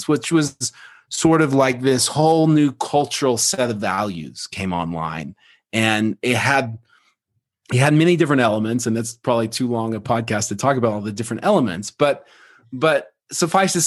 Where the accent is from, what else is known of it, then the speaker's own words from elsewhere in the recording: Oklahoma, United States; I grew up in Oklahoma